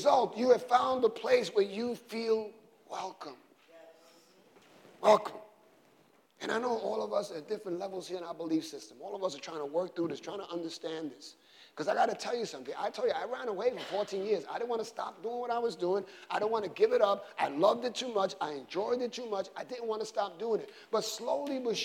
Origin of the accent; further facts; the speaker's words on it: New York City, New York, United States; I grew up in the South Side in the 60s and 70s